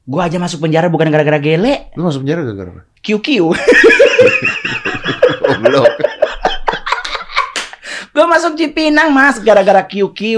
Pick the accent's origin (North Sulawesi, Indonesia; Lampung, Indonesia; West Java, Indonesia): North Sulawesi, Indonesia; Manado; now in Jakarta, Indonesia; kita dari Manado ke Jakarta kan gue mau sekolah pendeta mas